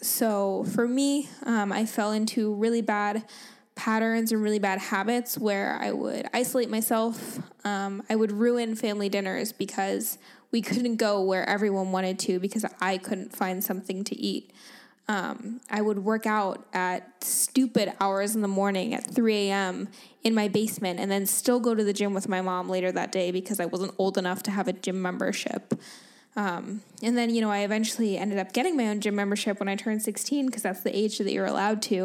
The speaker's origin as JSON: {"language": "English", "town": "Dunedin", "region": "Florida", "country": "United States", "tie": "born or raised there", "also_born_or_lived": "Liverpool, England", "moved": "as an adult", "lives_now": "San Diego, United States", "said": "I was born in Florida, in Dunedin, Florida, which is close to Saint Petersburg"}